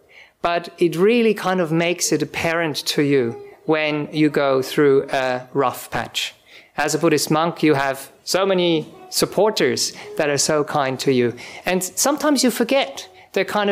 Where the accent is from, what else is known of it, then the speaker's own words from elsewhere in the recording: Switzerland; English is a second language; moved away as an adult; also born or lived in Czech Republic; now in Australia; I'm from Europe originally, I come from Switzerland. My parents are from Czech Republic originally